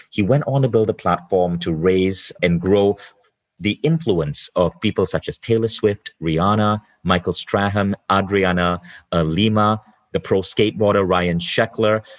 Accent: Malaysia; now in Estonia; I live in Estonia now, but I was born in Malaysia.

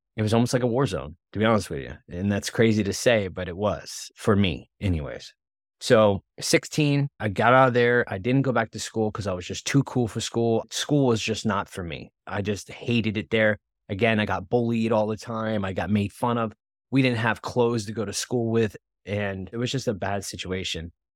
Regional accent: West Palm Beach, Florida, United States; we grew up though in West Palm Beach, Florida

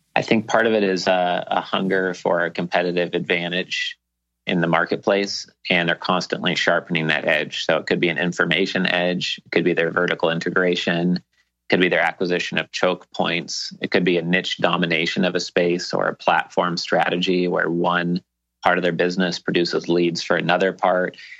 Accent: Portland, Oregon, United States; moved away as an adult; now in Key Biscayne, United States; all my friends and family growing up in Portland, Oregon

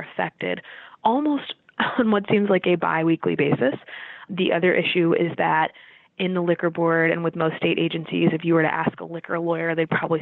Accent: Florida, United States; moved away; I'm from Florida, the Southeast

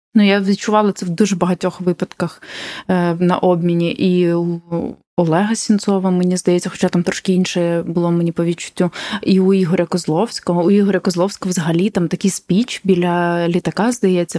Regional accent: Ukraine; я з України

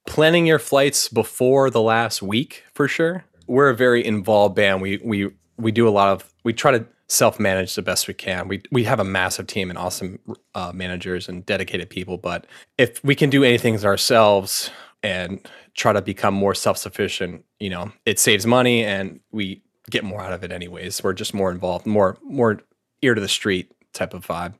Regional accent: Anne Arundel County, Maryland, United States; also born or lived in Annapolis, Maryland; a county south of here, Anne Arundel County.

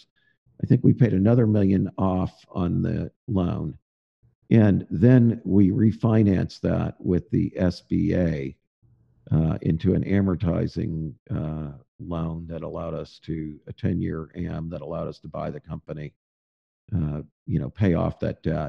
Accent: St. Louis, Missouri, United States; also born or lived in Boston, Massachusetts; now in Fayetteville, United States; I grew up in the St. Louis area

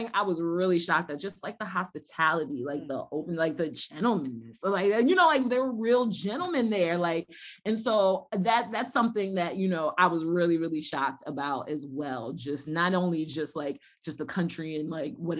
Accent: United States; also born or lived in Ghana; I'm still American.

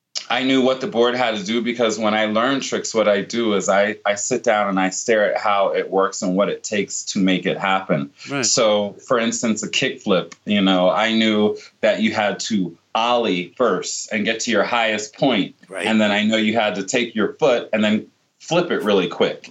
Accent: Virginia Beach, Virginia, United States; born or raised there

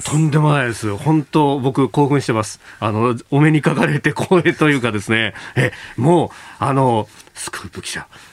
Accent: Yokosuka, Kanagawa, Japan; 私はあの、横須賀の出身

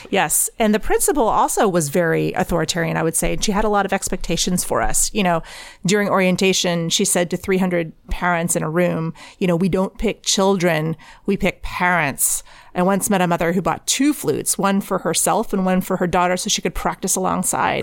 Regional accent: Texas, United States; moved away as an adult; now in Shanghai, China; I grew up in Tex, at a Texas high school.

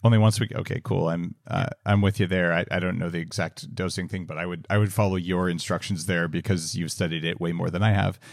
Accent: New Mexico, United States; moved away as an adult; also born or lived in California; I grew up in New Mexico

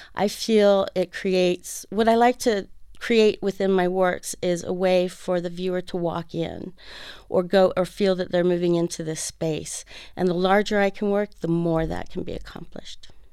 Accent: Fresno, California, United States; moved away as an adult; now in Arizona, United States; I grew up in Fresno, California

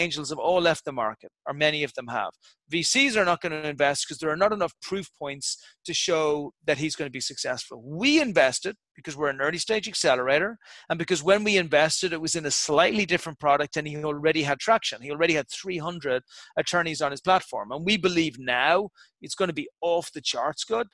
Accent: Ireland; I'm an Irish guy from Irish stock

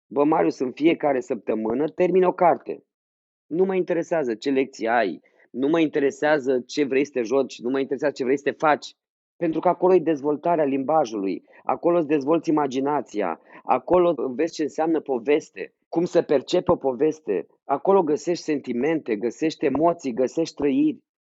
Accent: Iași, Iași County, Romania; am și fost, cât de mic eram în Iași, clasa 4 nu? Atunci m-a prins Revoluția pe mine

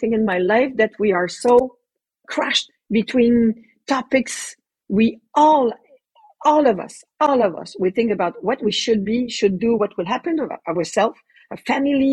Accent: Canada; I'm a Canadian

